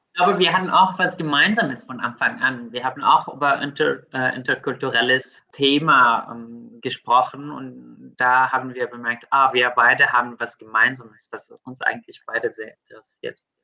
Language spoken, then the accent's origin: German; Syria; moved away; also ich bin in Syrien aufgewachsen, und ich habe einen großen Teil meines Lebens dort gebracht